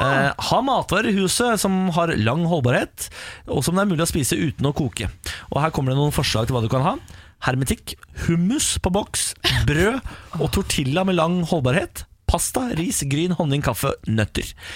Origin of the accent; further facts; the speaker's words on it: Moss, Østfold, Norway; jeg er jo eh, fra Moss